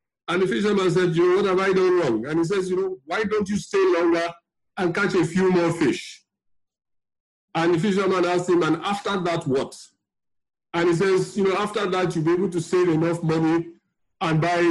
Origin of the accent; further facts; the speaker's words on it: Warri, Delta, Nigeria; also born or lived in Benin City; now in Lagos, Nigeria; I grew up in Warri.